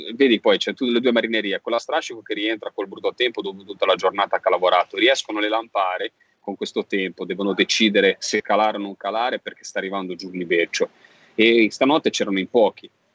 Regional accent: Genoa, Liguria, Italy; accent: Genoese; da senese, che sono a Genova

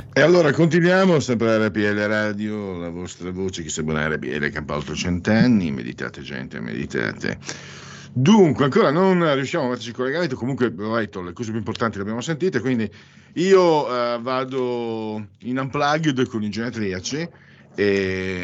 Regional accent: Veneto, Italy; io sono mezzo veneziano ma di campagna, quindi non sono veneziano

